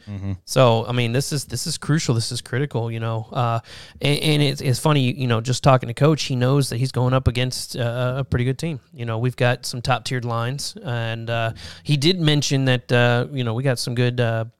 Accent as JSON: {"language": "English", "town": "Fairbanks", "region": "Alaska", "country": "United States", "said": "I'm from Fairbanks"}